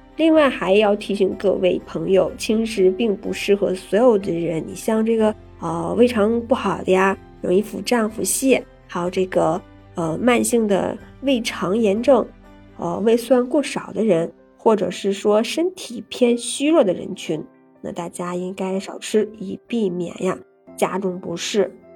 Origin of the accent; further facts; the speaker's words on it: China; 我们中国人